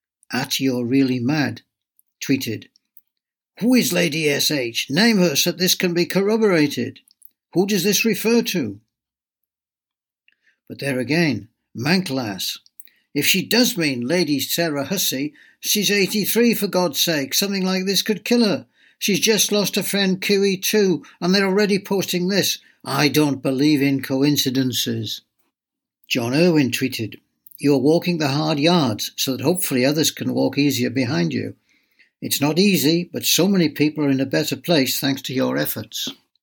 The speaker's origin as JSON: {"language": "English", "country": "United Kingdom", "said": "Where are you from? Me. Here, UK. No, but what nationality are you? I am born here and I am British."}